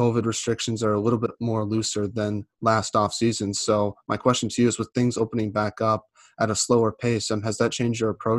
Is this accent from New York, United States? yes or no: no; Boston, Massachusetts, United States; I'm from Boston